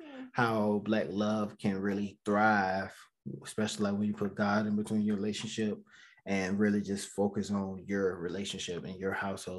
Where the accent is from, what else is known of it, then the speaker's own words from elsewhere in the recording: Georgia, United States; Yeah, so y'all know I'm from Georgia.